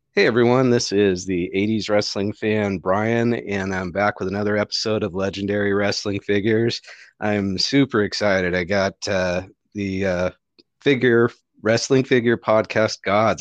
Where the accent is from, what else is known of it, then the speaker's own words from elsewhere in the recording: Oroville, California, United States; now in Chico, United States; grew up in, uh, a little north of you guys in, uh, Orville, California, and moved to Chico when I was about twenty.